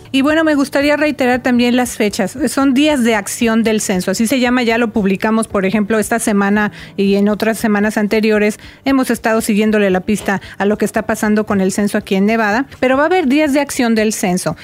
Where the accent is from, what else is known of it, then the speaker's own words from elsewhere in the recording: Mexico; now in Las Vegas, United States; allá en México, ¿verdad? De donde yo soy